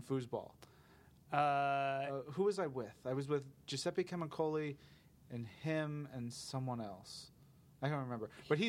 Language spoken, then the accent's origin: English; New York, United States; I'm a New Yorker.